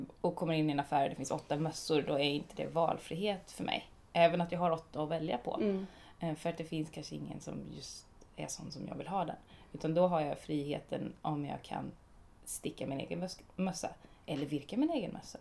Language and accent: Swedish; Småland, Sweden; eftersom att jag är från Småland och lite snål